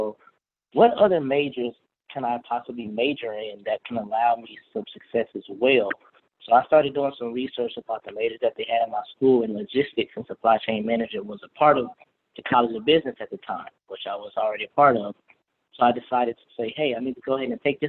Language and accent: English; Missouri City, Texas, United States; also born or lived in Denton, Texas; I'm a Houston native. So I was born and raised in Missouri City area, if you're familiar with the Houston area